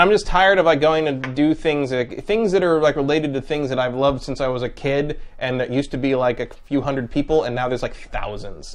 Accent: San Francisco, California, United States; moved away; I'm from there, so I'm like, you know, I go back like, ah, yes, home

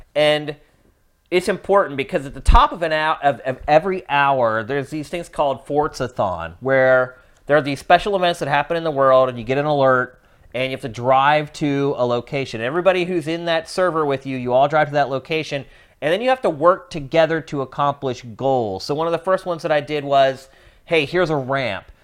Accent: East Coast, United States; moved away as an adult; also born or lived in California; now in Los Angeles, United States; I'm from the East Coast where I was used to dealing with weather

